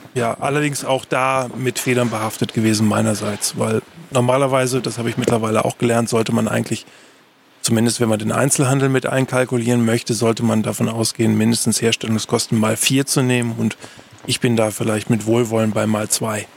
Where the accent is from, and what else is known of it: Germany